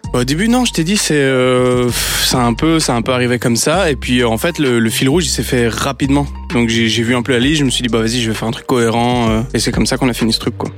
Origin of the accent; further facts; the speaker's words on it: Brussels, Brussels-Capital Region, Belgium; je suis né en Belgique, je suis pas belge, je suis italien, ma mère est espagnole